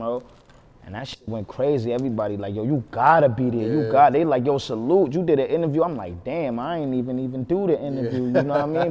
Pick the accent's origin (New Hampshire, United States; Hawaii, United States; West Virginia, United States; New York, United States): New York, United States; New York City; growing up in Harlem, pretty much a story of everybody in Harlem